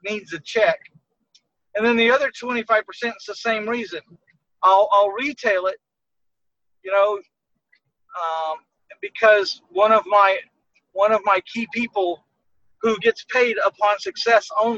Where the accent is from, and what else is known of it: San Antonio, Texas, United States; born or raised there